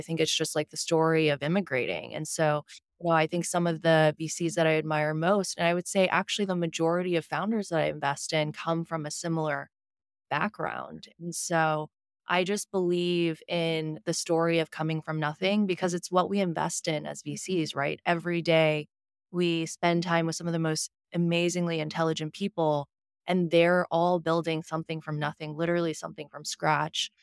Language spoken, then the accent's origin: English; Houston, Texas, United States; moved away as an adult; also born or lived in Shanghai, China / New York; now in San Francisco, United States; I was born in Shanghai, I grew up in Houston.